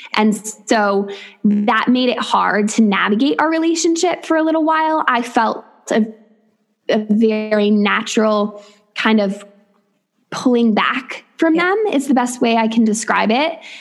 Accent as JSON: {"language": "English", "region": "upstate New York", "country": "United States", "tie": "born or raised there", "also_born_or_lived": "West Virginia / Thailand", "moved": "as an adult", "lives_now": "Weston-super-Mare, United Kingdom", "said": "I'm originally from upstate New York, and I now live in the southwest of England in a tiny seaside town in Weston super Mare."}